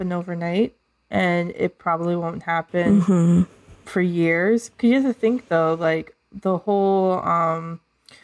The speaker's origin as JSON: {"language": "English", "region": "South Florida", "country": "United States", "tie": "born or raised there", "also_born_or_lived": "Chicago", "moved": "yes", "said": "I grew up in South Florida, and it was just a melting pot there"}